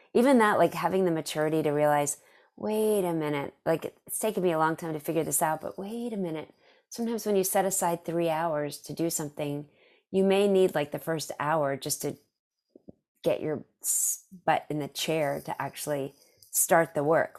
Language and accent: English; Dallas, Texas, United States; I'm from Dallas